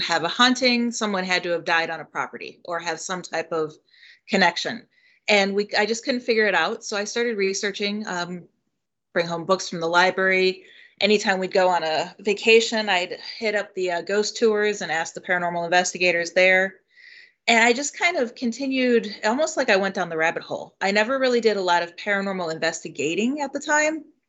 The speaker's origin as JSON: {"language": "English", "town": "Chicago", "region": "Illinois", "country": "United States", "tie": "born or raised there", "also_born_or_lived": "Virginia Beach, Virginia", "said": "I was born in Virginia Beach. My dad was in the Navy, but we didn't travel like most families do. We actually did Virginia Beach and then ended up back in Chicago where my grandparents lived"}